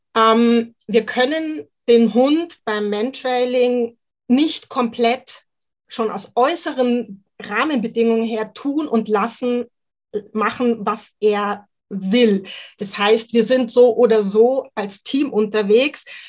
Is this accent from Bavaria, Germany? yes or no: yes; Mühldorf am Inn, Bavaria, Germany; ich bin aus Mühldorf am Inn in Oberbayern und ich betreibe dort eine kleine auf Mentrailing spezialisierte Hundeschule